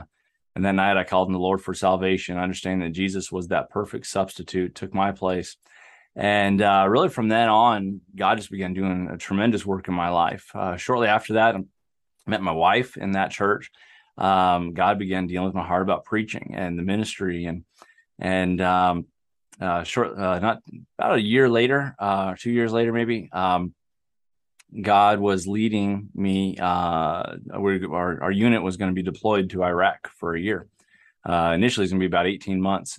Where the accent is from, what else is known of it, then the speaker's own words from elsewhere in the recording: Southern California, United States; moved away as an adult; also born or lived in Alaska; I grew up in a small town in Southern California